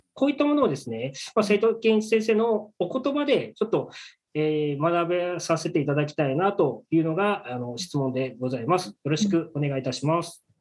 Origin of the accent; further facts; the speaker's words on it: Fukuoka, Japan; 福岡出身です。